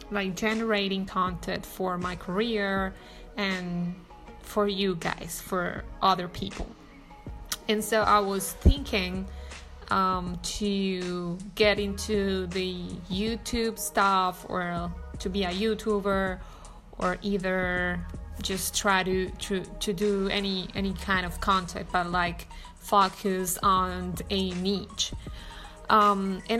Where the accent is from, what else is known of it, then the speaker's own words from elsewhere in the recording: Colombia; especially that I'm not from here, I'm from Colombia.